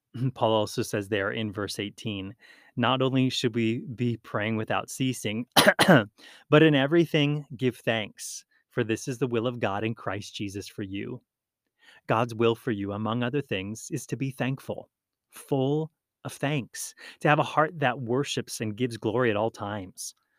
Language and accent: English; Hawaii, United States; When I grew up in Hawaii, we participated in Hawaiian outrigger canoe racing